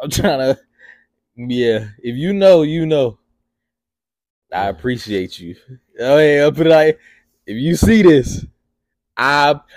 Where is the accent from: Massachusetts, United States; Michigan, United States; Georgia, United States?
Georgia, United States; Atlanta; my family, they always called me white boy because I didn't act like I was from Atlanta.